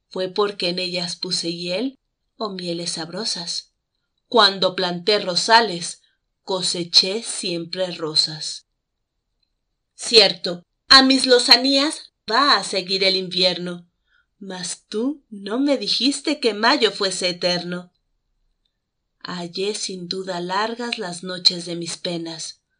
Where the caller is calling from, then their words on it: Mexico City, Mexico; los saludo desde la Ciudad de México.